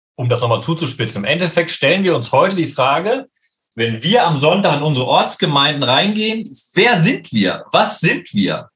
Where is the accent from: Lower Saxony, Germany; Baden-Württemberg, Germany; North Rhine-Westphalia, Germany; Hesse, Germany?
North Rhine-Westphalia, Germany; Leopoldshöhe; moved away as an adult; now in Jerusalem, Israel; in meiner Heimatgemeinde Leopold Leopoldshöhe